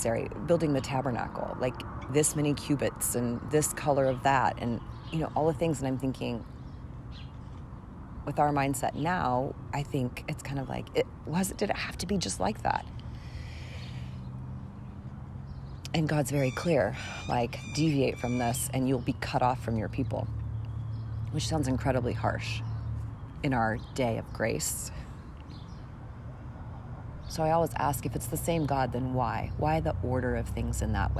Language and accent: English; United States; as an American woman in 2021